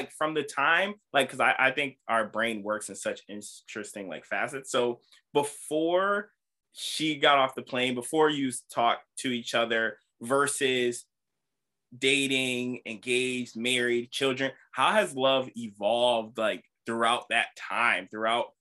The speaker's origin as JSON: {"language": "English", "region": "Connecticut", "country": "United States", "said": "I'm so rooted like in like Connecticut, like with my family and stuff"}